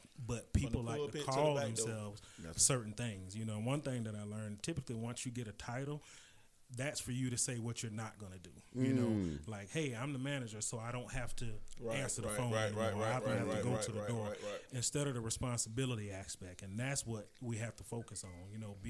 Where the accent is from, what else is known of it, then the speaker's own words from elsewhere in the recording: Jacksonville, Florida, United States; I'm from Springfield.